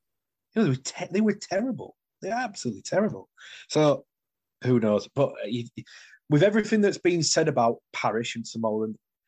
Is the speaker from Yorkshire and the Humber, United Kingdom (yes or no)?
yes; Halifax, Yorkshire and the Humber, United Kingdom; moved away; he played at Halifax with my hometown club